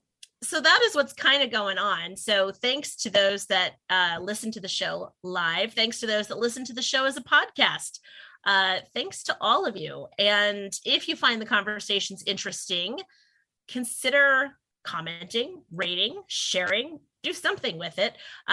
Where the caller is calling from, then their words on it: Pennsylvania, United States; long story and long way about of saying I am zooming in from Pennsylvania.